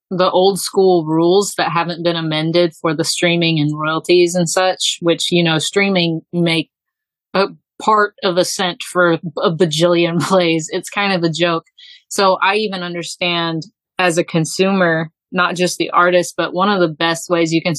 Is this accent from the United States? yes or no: yes; Texas, United States; born there; now in Alabama, United States; I was born in Texas. I have ping ponged all over. I've lived in the Northeast. I've been all over the Southeast and just kind of settled here.